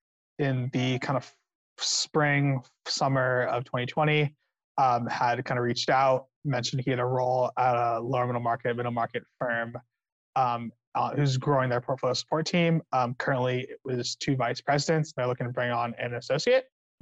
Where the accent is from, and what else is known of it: California, United States